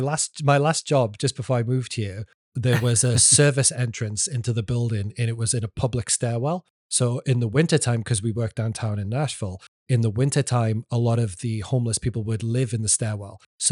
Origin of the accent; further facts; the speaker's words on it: England, United Kingdom; This is what I know about Burt Reynolds as an Englishman